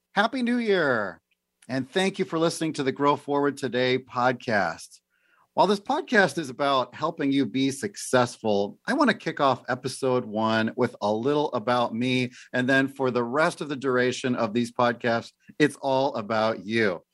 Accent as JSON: {"language": "English", "town": "Oak Forest", "region": "Illinois", "country": "United States", "tie": "born or raised there", "also_born_or_lived": "Pensacola, Florida / Simi Valley, California", "moved": "as an adult", "lives_now": "Tri-Cities, Washington, United States", "said": "I grew up in Chicago, a suburb of Chicago, a little town called Oak Forest"}